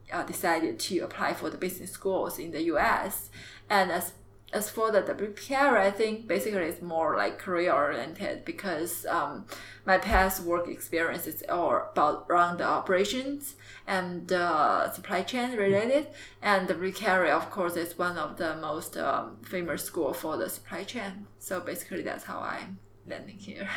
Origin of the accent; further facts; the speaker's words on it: Jiangxi, China; English is a second language; moved away as an adult; also born or lived in Beijing / Shenzhen / Hangzhou; I'm from the south part of China in uh, Jiangxi province.